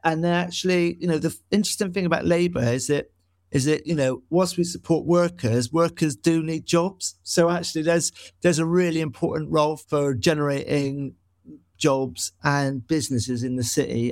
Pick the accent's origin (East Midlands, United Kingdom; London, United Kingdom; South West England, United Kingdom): South West England, United Kingdom; Bristol; growing up in Noel West